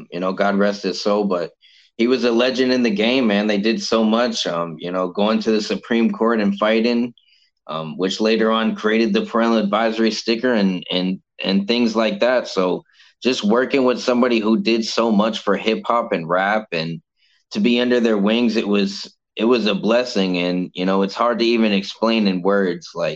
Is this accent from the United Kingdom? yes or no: no; Cape Coral, Florida, United States; Cape Coral itself is like a retirement place